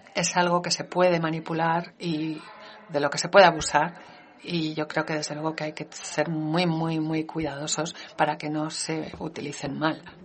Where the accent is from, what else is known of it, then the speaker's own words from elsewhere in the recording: Denmark; mi país